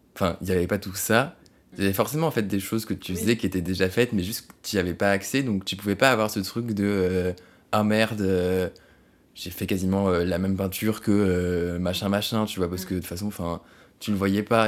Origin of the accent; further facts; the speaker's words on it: France; française parce qu'on est français